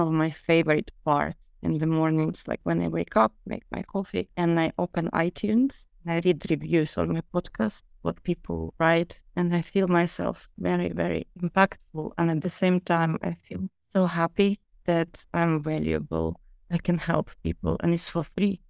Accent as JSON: {"language": "English", "country": "Ukraine", "also_born_or_lived": "London", "moved": "yes", "lives_now": "Miami, United States", "said": "I moved from London to Ukraine to my homeland"}